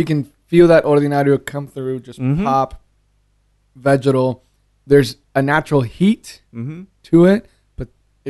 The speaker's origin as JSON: {"language": "English", "town": "San Diego", "region": "California", "country": "United States", "tie": "born there", "said": "So I was born in California."}